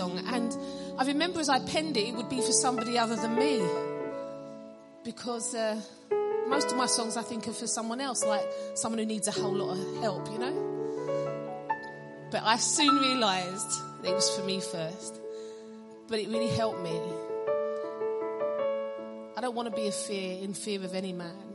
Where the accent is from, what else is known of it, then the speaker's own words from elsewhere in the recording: London, United Kingdom; I'm from London